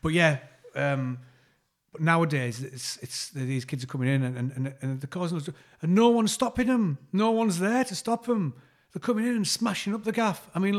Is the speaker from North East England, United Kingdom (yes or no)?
yes; Saltburn-by-the-Sea, North East England, United Kingdom; when I was growing up in Saltburn